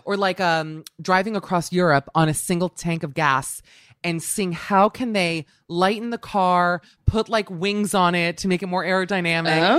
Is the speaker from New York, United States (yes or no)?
no; Miami, Florida, United States; as someone who grew up in Miami